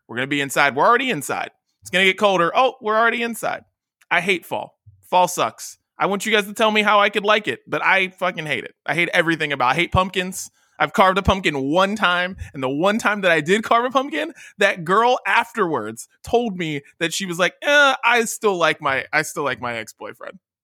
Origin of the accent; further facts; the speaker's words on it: West Virginia, United States; moved away; I'm from West Virginia. So, like, I lived in the small state.